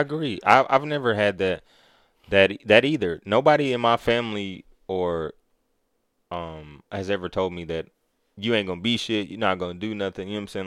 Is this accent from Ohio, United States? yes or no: no; Kansas City, Missouri, United States; now in Atlanta, United States; I'm from Kansas City.